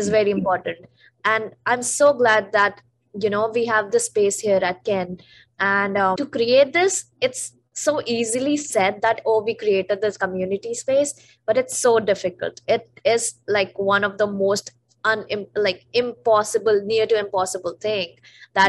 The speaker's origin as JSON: {"language": "English", "area": "the Himalayas", "region": "North India", "country": "India", "moved": "yes", "said": "I'm a North Indian, and that too, I am from the Himalayas"}